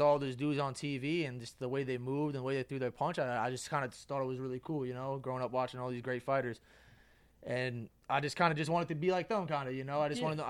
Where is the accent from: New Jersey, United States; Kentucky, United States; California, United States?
New Jersey, United States; Metuchen; I'm originally from Metuchen.